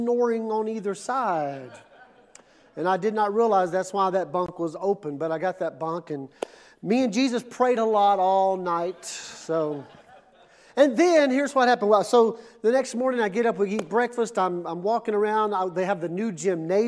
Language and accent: English; Mississippi, United States; now in Ponca City, United States; I'm from Mississippi